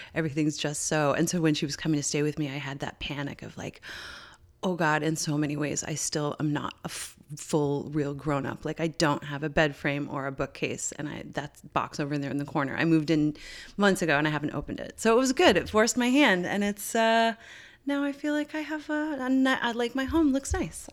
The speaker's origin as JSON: {"language": "English", "region": "Newfoundland and Labrador", "country": "Canada", "tie": "born or raised there", "said": "we've known each other since we were eleven growing up in Newfoundland."}